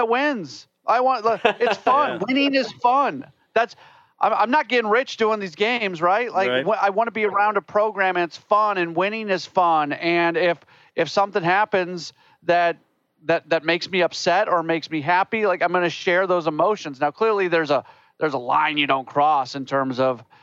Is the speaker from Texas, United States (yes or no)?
no; St. Louis, Missouri, United States; moved away; I grew up in St. Louis